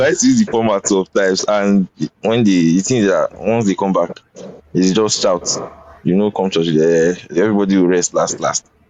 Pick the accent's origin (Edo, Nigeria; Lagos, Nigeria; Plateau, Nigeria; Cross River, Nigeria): Edo, Nigeria; I'm from Edo, so the church is like we are mostly Edo in that church